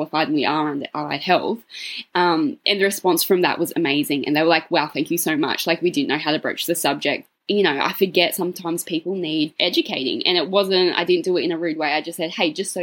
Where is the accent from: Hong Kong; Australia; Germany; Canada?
Australia; Cootamundra, New South Wales; my hometown of Cootamundra